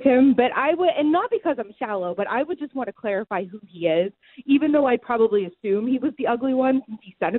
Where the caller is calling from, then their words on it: Youngstown, Ohio, United States; Absolutely. Youngstown, Ohio.